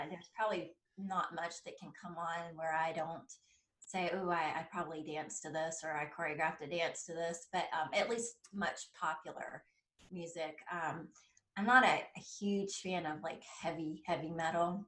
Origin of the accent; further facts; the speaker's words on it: South Carolina, United States; originally, I am from South Carolina, and uh, we grew up about 30 minutes away from where they hold the Masters golf tournament